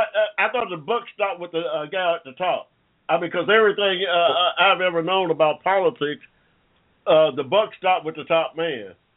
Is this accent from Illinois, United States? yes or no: no; Georgia, United States; when I was born here in Georgia in 1945